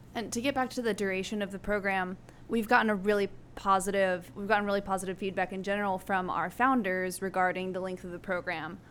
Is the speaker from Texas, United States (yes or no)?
no; Albuquerque, New Mexico, United States; moved away as an adult; now in San Antonio, United States; I grew up in Albuquerque, New Mexico